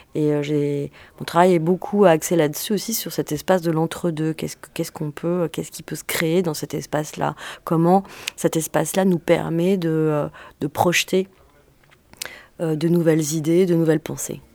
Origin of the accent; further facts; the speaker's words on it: France; also born or lived in Algeria; je faisais toutes les vacances en Algérie et toute la période, toute la période scolaire en France